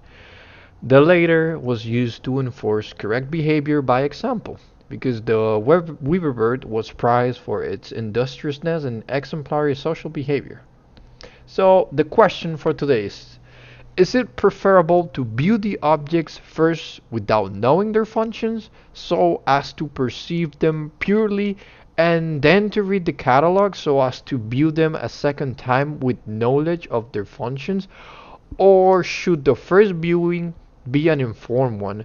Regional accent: Florida, United States; I'm from Florida

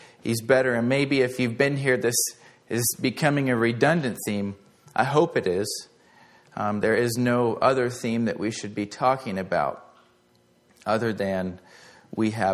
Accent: United States

